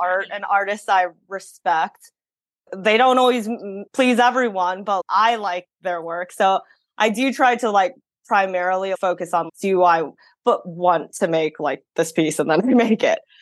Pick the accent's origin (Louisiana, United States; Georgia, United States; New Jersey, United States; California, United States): California, United States; San Francisco; growing up in san francisco in the city that really influenced how many cultures I was able to be exposed